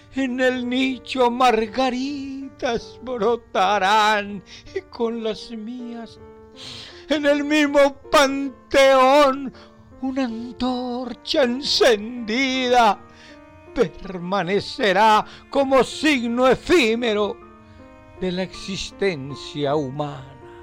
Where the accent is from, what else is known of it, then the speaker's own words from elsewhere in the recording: Argentina; moved away as an adult; now in Spain; soy argentino y vivo en España desde el 2001